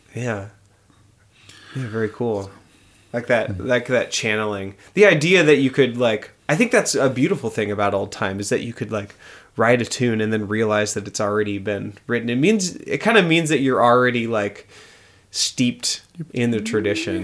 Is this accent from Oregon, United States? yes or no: yes; Oregon, United States; moved away; I, I grew up in in Oregon in a in a suburb